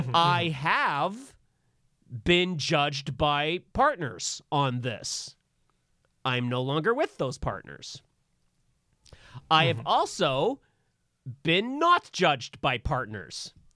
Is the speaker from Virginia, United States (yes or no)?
yes; Virginia, United States; I grew up in Virginia, and boys don't cry.